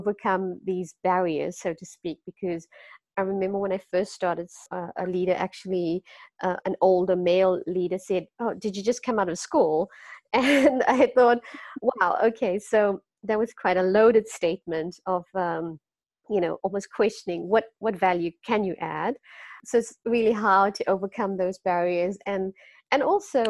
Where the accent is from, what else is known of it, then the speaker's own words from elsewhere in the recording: Durban, KwaZulu-Natal, South Africa; moved away as an adult; also born or lived in Cape Town, South Africa; now in Netherlands; I'm from South Africa, like I said. I grew up also in a very close-knit community in Durban